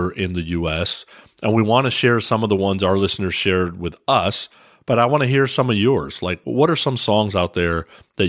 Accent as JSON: {"language": "English", "region": "California", "country": "United States", "tie": "born or raised there", "said": "growing up in California"}